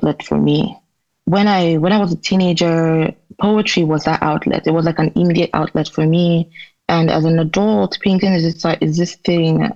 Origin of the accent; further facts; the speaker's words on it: Enugu, Enugu State, Nigeria; growing up in Nigeria as a woman